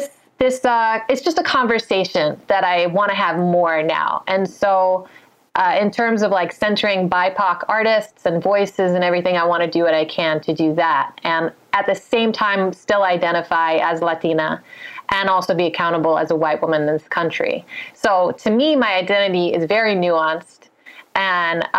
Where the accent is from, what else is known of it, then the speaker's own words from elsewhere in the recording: Chicago, Illinois, United States; now in Santa Monica, United States; I grew up in Chicago